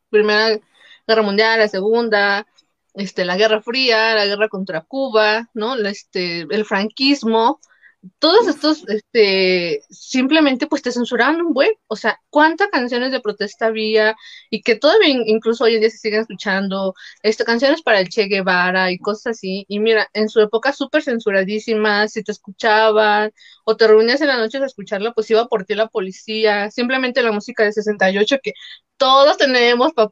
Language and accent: Spanish; Mexico; así somos los mexicanos bien albureros